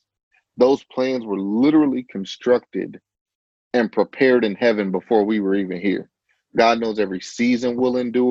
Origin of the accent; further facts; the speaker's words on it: Chicago, Illinois, United States; I grew up in the Chicagoland area.